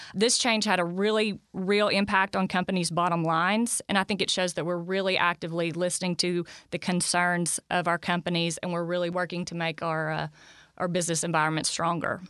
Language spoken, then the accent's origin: English; Arkansas, United States; I grew up in Arkansas all my life